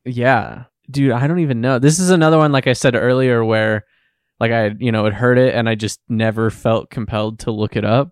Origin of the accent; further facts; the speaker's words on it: United States; we grew up in the United States